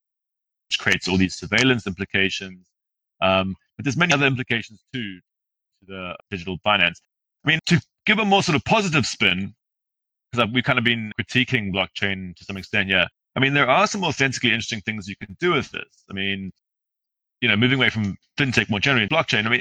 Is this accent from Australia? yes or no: no; South Africa; also born or lived in Zimbabwe; my family's from Zimbabwe. I grew up in South Africa, but I've spent a lot of time in Zimbabwe